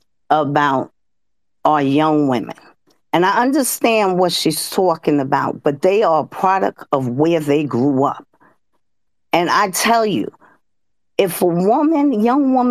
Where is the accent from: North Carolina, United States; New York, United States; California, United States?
New York, United States; New York City; I'm born and bred in the South Bronx